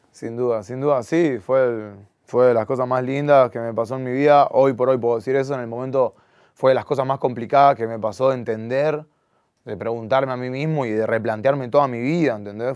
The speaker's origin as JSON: {"language": "Spanish", "country": "Argentina", "tie": "born or raised there", "said": "yo soy súper argentino, yo nací acá. Y ya mis papás ya me criaron con ese amor por Argentina"}